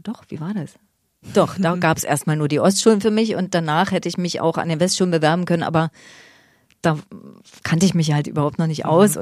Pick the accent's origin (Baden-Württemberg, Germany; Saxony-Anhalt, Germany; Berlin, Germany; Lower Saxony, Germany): Berlin, Germany; also born or lived in Leipzig; In Leipzig geboren, 1970. Also im Osten. Aufgewachsen allerdings dann mehr in Berlin. Wir sind nach Berlin gezogen, als ich fünf war, glaube ich. Ja, und da bin ich in Weißensee aufgewachsen